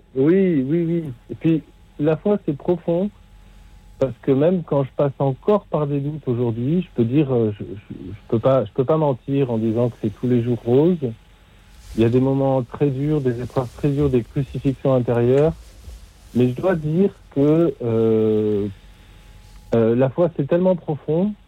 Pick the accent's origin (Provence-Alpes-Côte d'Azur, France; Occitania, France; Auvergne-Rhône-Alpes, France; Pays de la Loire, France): Occitania, France; Carcassonne; now in Nancy, France; je suis à Nancy, mais je suis pas, je suis originaire de Carcassonne, dans l'Aude